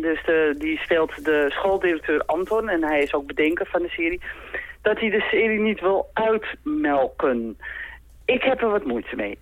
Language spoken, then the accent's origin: Dutch; Amsterdam, North Holland, Netherlands; ik kom uit Amsterdam en zij dus ook